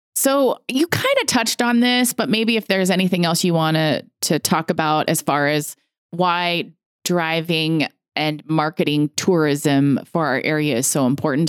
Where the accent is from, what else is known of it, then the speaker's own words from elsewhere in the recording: Montana, United States; I'm from the States. We're, we're in the States. I'm from Montana